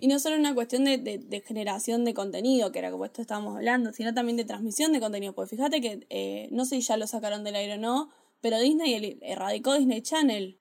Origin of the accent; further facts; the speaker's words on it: Argentina; soy argentino